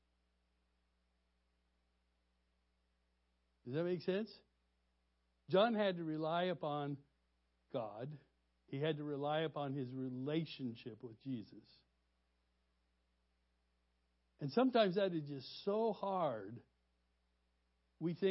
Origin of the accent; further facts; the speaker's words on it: Colorado, United States; now in Peoria, United States; I grew up in Colorado